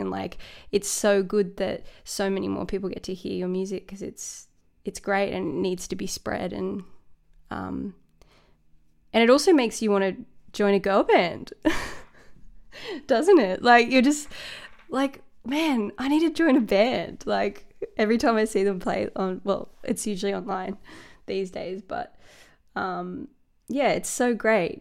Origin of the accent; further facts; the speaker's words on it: Sydney, New South Wales, Australia; moved away as an adult; also born or lived in Dublin, Ireland; now in Melbourne, Australia; born in Sydney, and my parents are from Dublin